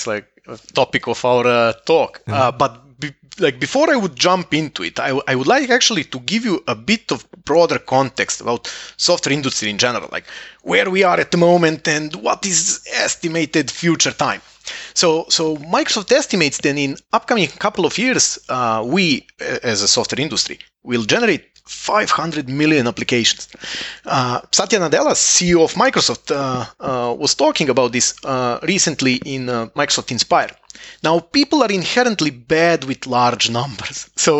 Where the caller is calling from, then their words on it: Estonia; I'm calling from Estonia